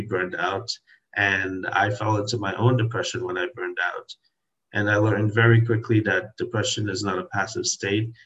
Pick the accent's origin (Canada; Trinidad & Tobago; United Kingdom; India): Trinidad & Tobago; now in Washington, D.C., United States; I was born in Trinidad in the Caribbean